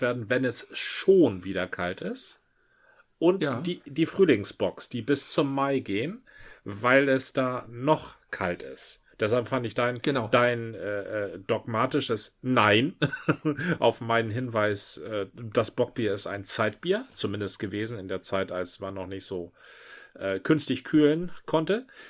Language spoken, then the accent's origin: German; Marne, Schleswig-Holstein, Germany; now in Hamburg, Germany; Von der Dittmarscher Brauerei im schönen Marne, Karl Hinz, Privatbrauerei, ja, ja. wo ich herstamme